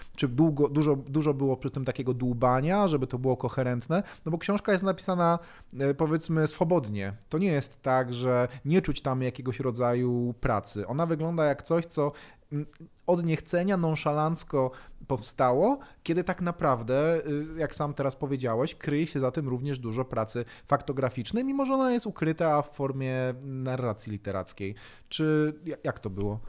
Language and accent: Polish; Bielsko-Biała, Silesian Voivodeship, Poland; ja akurat pochodzę z Bielska Białej